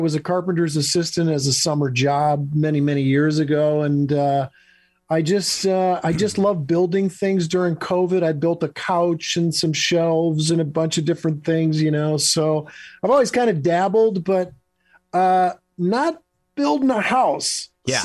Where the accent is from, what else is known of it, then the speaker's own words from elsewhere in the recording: Michigan, United States; moved away as an adult; also born or lived in Los Angeles; I'm in Michigan. I moved back to my home state of Michigan with my wife, and we're building a house here.